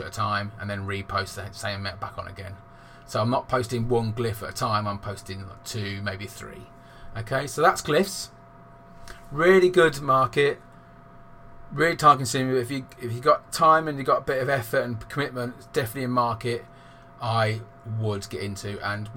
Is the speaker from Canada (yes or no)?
no; England, United Kingdom; I'm from England and I'm 39